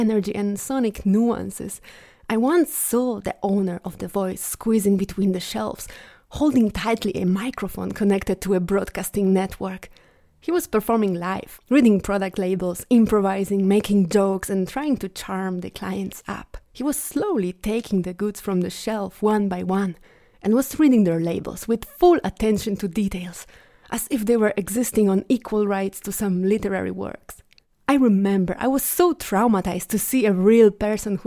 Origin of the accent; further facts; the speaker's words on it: Bielsko-Biała, Silesian Voivodeship, Poland; my hometown, Bielsko-Biała.